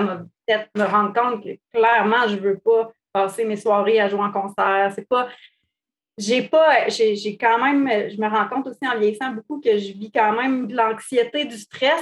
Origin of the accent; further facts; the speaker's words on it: Quebec, Canada; Je suis québécoise